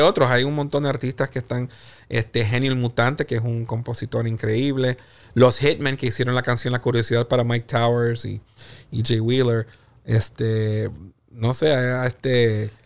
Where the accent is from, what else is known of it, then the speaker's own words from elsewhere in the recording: Puerto Rico; now in United States; yo soy puertorriqueño, ¿verdad? Y este obviamente nací en Puerto Rico y este viví gran parte también de mi vida acá en Estados Unidos